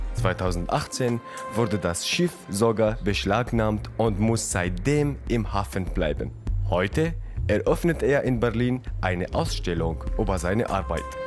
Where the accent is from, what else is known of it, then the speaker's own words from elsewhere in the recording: Syria; moved away as an adult; Ich bin 2011 selbst aus Syrien geflohen über den Landweg